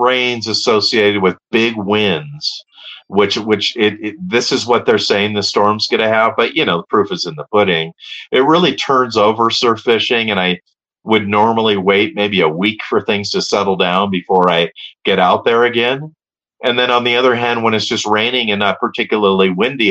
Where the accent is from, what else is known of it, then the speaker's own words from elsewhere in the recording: Hermosa Beach, California, United States; I grew up in Hermosa Beach, so my zone was Hermosa, Manhattan, Redondo, Palos Verdes, Torrance